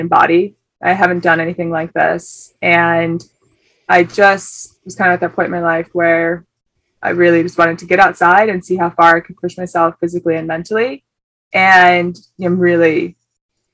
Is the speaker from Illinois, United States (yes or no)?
no; just outside of Detroit, Michigan, United States; moved away as an adult; now in Sydney, Australia; from just outside of Detroit. I moved here about 5 years ago